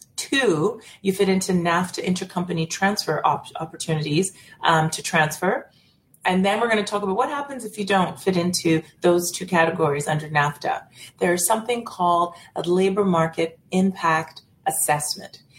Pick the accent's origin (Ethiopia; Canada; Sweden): Canada; being a Canadian citizen